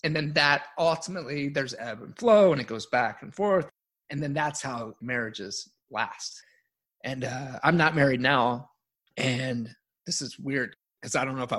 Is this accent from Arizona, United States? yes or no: no; Baltimore, Maryland, United States; I grew up really poor in Baltimore